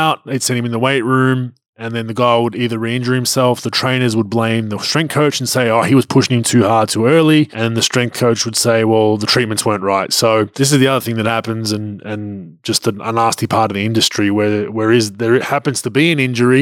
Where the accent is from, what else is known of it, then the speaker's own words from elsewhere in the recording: Melbourne, Victoria, Australia; in Melbourne, in my hometown